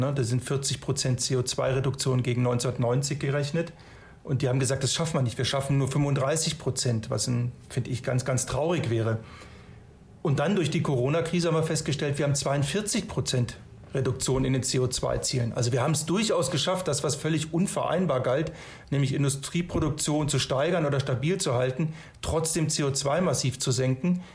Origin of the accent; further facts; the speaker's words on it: Germany; Wir tendieren als Deutsche